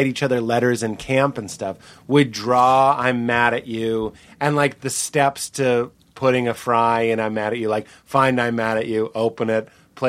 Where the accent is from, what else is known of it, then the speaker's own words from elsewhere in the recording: Lexington, Massachusetts, United States; I grew up in Lexington, which to this day, like, no McDonald's.